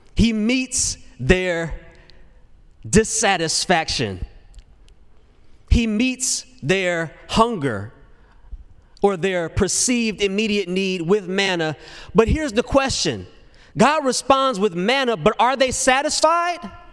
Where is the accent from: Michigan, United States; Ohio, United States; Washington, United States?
Michigan, United States; Detroit; moved away as an adult; now in Nashville, United States; I grew up in Detroit. And man, I thought I'd be so satisfied when I moved from Detroit to Nashville to pursue career in music